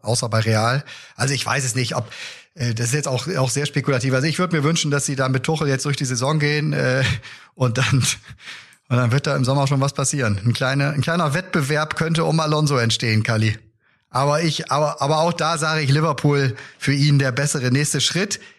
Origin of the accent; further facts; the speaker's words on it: Bremen, Germany; mir als Bremer